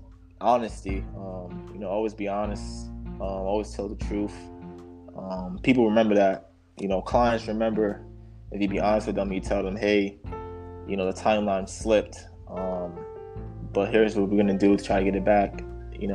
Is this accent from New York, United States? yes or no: yes; New York City, New York, United States; I'm from Brooklyn